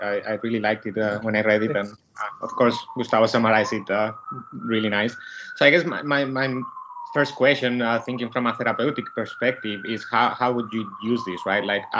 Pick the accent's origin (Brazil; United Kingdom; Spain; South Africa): Spain; now in New Jersey, United States; I'm originally from Spain.